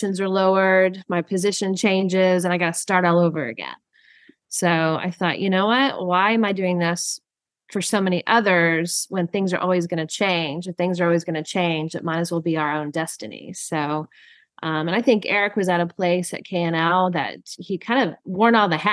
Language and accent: English; Texas, United States; moved away as an adult; now in Sonoma County, United States; I grew up in Texas and moved back to Texas to start my own agency